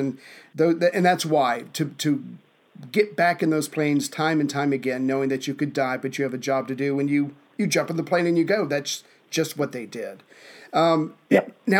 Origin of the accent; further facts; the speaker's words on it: the South, United States; as a Southerner, where manners are more important